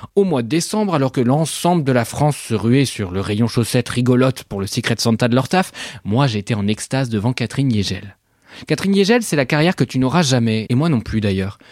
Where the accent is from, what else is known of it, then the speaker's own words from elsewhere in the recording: Switzerland; Parce que je suis suisse